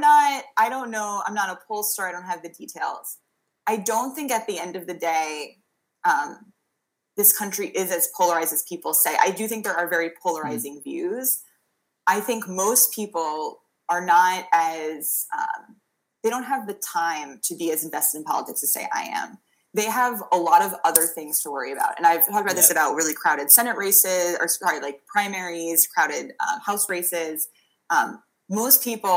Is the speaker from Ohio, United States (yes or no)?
no; New York, United States; now in Massachusetts, United States; I'm originally from New York